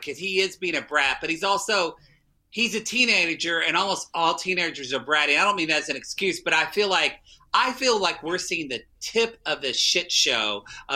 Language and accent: English; Oklahoma, United States; I'm from Oklahoma